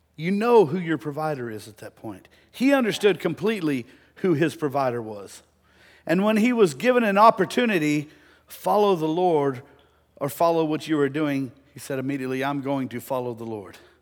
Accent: De Leon, Texas, United States; growing up in Deleon

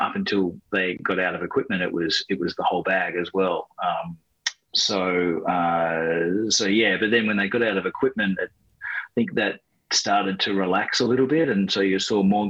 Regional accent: Australia; growing up in Australia.

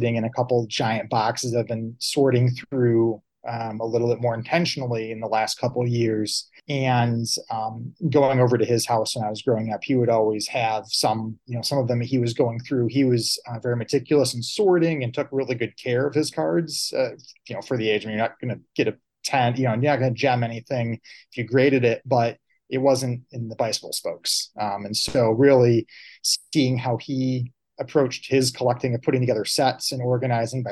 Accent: Saginaw, Michigan, United States; also born or lived in Detroit, Michigan; growing up in Michigan, you know, really, if you were lucky that you had all four pro sport teams, you know, right in Detroit there. And I was actually born in Detroit. My folks, we lived down there for several years after I was born, and then moved up to Saginaw

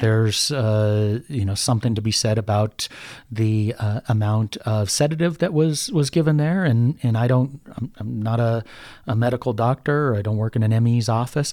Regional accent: Denver, Colorado, United States; I'm born and raised in North Denver, graduated from Denver North High School. I'm as Denver as it gets.

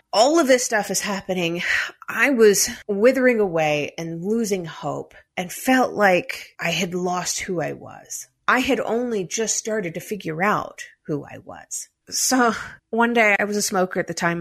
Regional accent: United States; also born or lived in United Kingdom; now in Denver, United States; I'm an American

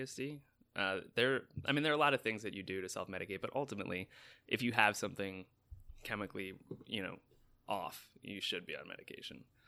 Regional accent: New York, United States; moved away as an adult; now in Los Angeles, United States; as a New Yorker coming to L

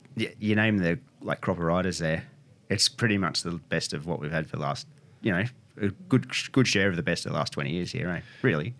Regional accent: Bulli, New South Wales, Australia; now in Wollongong, Australia; I was born in Bullough

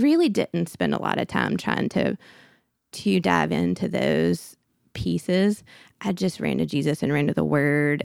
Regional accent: Birmingham, Alabama, United States; I grew up in Birmingham, went to school at Auburn

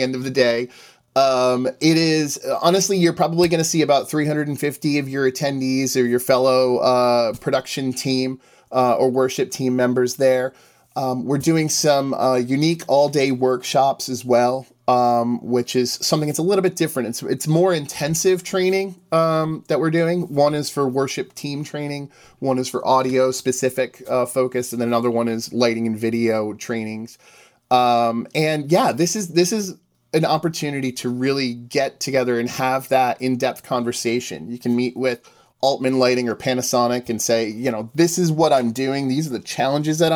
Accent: Northeast, United States; I am from the Northeast

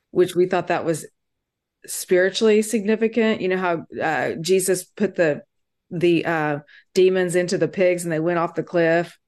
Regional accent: Kiowa, Kansas, United States; now in Austin, United States; I was born in Kiowa, Kansas, me and my twin sister

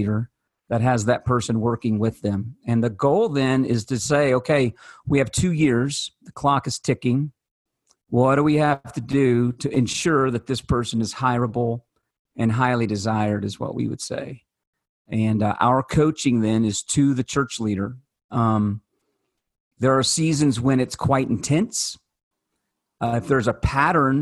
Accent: Kentucky, United States; I am from Kentucky

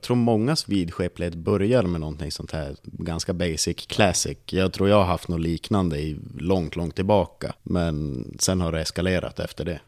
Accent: Norrland, Sweden; jag är ensam ur norrlänning

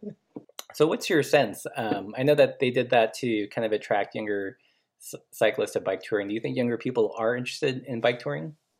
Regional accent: Los Angeles, California, United States; also born or lived in Portland; now in Missoula, United States; I grew up in Los Angeles

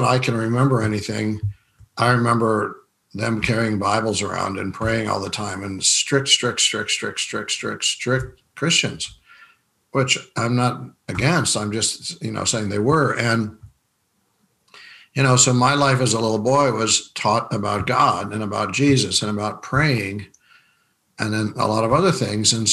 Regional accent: Rapid City, South Dakota, United States; I was raised in Rapid City, South Dakota

